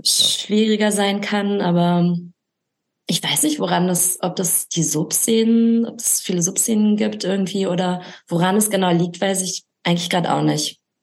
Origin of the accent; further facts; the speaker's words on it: Recklinghausen, North Rhine-Westphalia, Germany; moved away as an adult; also born or lived in Essen; now in Berlin, Germany; ich komme aus Recklinghausen